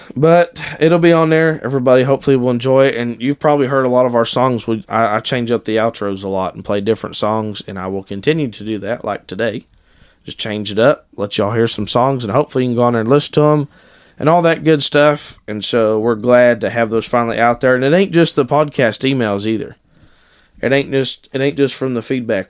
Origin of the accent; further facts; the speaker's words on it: Ohio, United States; I was born and raised in Ohio